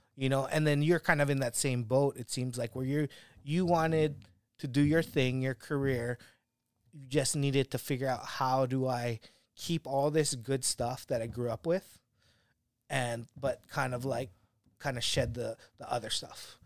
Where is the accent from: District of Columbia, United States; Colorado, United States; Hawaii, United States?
Hawaii, United States; Kauai; moved away; growing up on Kauai